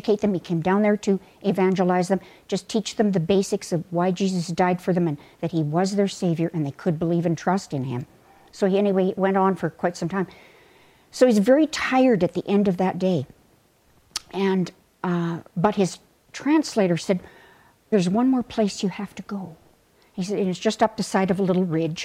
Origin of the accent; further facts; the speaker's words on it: Sylvan Lake, Alberta, Canada; I was growing up in Sylvan Lake